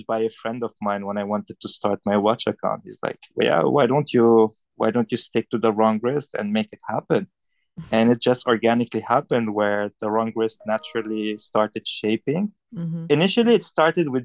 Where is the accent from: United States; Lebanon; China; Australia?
Lebanon; Beirut, Beirut Governorate; moved away as an adult; also born or lived in Paris; now in Hong Kong; I'm from Lebanon. I was born and bred in Beirut, Lebanon. I grew up there, spent most of my life there.